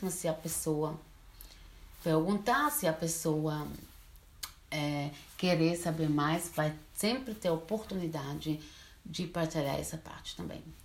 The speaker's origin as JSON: {"language": "Portuguese", "country": "Switzerland", "tie": "born or raised there", "also_born_or_lived": "Brazil", "second_language": "Portuguese", "said": "Eu moro na Suíça, mas sou brasileira. Eu vim para a Suíça bem pequena, com quatro anos de idade, então assim, eu sou mais suíça do que brasileira. Português eu também aprendi aqui."}